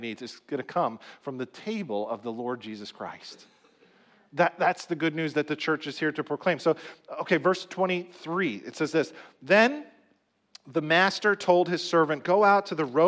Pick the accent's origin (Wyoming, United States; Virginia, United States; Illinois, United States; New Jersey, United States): New Jersey, United States; also born or lived in Dallas, Texas; I grew up here in New Jersey, so I kind of know the culture here